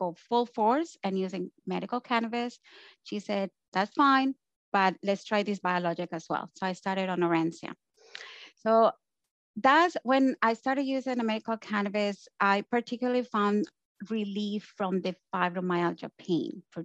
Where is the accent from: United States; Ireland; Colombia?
Colombia; now in Canada; I'm from Colombia and I live in Canada